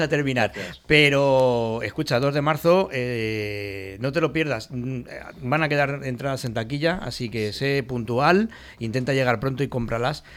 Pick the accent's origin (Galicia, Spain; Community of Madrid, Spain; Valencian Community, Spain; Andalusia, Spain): Valencian Community, Spain; el carácter que tenemos propio, los, tanto valencianos como españoles en general